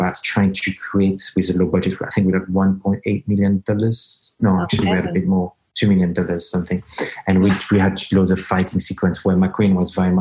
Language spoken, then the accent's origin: English; Geneva, Switzerland; moved away as an adult; now in United Kingdom; born and raised in Switzerland, Geneva